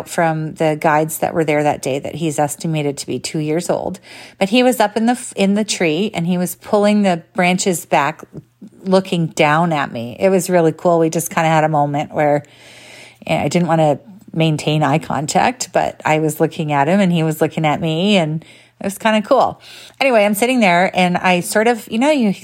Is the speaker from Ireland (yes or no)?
no; Canada; I'm Canadian